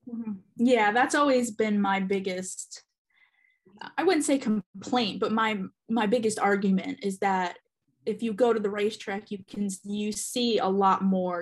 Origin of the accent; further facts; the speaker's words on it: central New Jersey, United States; moved away as an adult; also born or lived in Charlotte area, North Carolina; now in Charlotte, United States; I am originally from New Jersey, born and raised in uh, central New Jersey